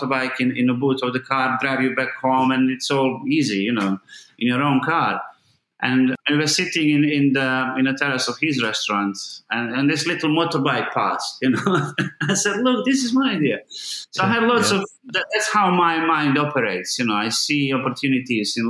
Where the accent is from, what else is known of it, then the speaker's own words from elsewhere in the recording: Mostar, Federation of Bosnia and Herzegovina, Bosnia & Herzegovina; English is a second language; moved away as an adult; now in London, United Kingdom; I grew up in Mostar